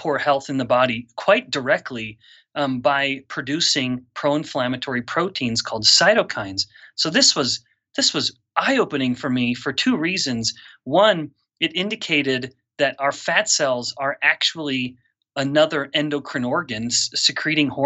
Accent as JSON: {"language": "English", "country": "Canada", "also_born_or_lived": "Singapore", "moved": "as an adult", "lives_now": "Utah, United States", "said": "I'm a Canadian originally, so a Commonwealth boy myself."}